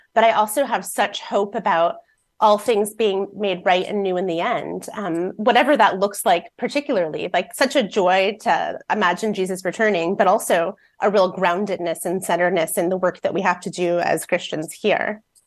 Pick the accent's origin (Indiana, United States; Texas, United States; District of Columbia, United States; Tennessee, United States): Indiana, United States; Fort Wayne; now in Seattle, United States; I've been in Seattle about eighteen years, but I grew up in Fort Wayne, Indiana